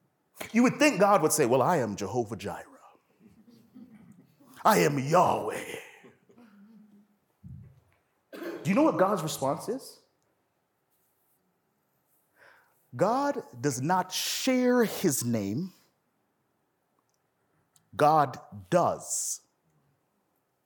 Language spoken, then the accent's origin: English; Toronto, Ontario, Canada; I'm from Toronto, and I remember growing up in the hood